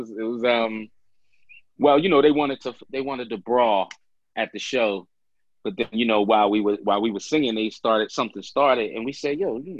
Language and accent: English; Philadelphia, Pennsylvania, United States; also born or lived in South Jersey; North Philly originally, but you know, I can claim all of Philly